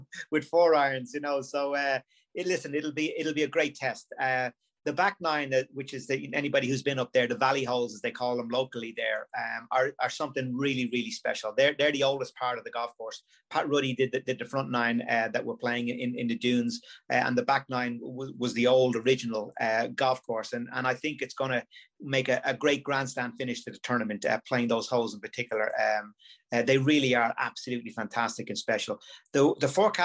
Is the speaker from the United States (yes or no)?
no; Dublin, Leinster, Ireland; back when I was a boy in the 80s growing up in Dublin